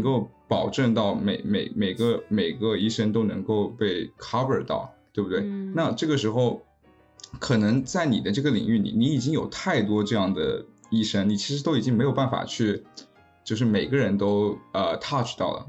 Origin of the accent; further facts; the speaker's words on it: China; now in United States; 对于我一个是在美国工作的中国人